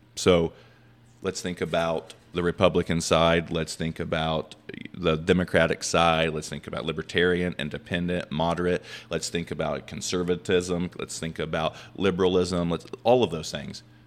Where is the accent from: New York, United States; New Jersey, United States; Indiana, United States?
Indiana, United States; I'm from Indiana